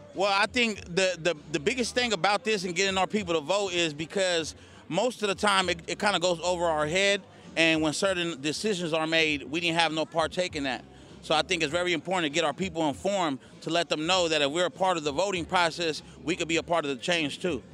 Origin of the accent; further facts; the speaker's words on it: Oakland, California, United States; I'm from East Oakland, California to be exact